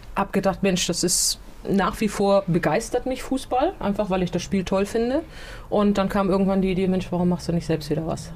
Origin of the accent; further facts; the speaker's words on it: Gettorf, Schleswig-Holstein, Germany; in Gettorf, wo ich aufgewachsen bin.